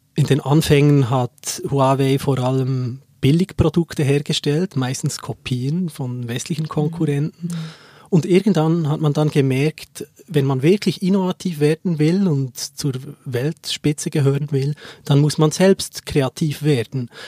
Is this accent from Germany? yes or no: no; Seeland, Bern, Switzerland; ich bin ursprünglich, komme ich aus dem Seeland und kenne das sehr, sehr gut